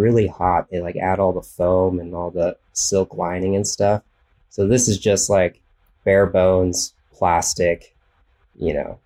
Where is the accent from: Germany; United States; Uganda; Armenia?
United States; Central Valley, California; also born or lived in Idaho; now in Northern California, United States; I grew up in the Central Valley, California